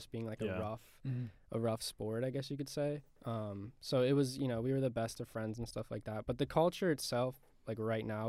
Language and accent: English; Annapolis, Maryland, United States; now in Savannah, United States; I was born in Annapolis, Maryland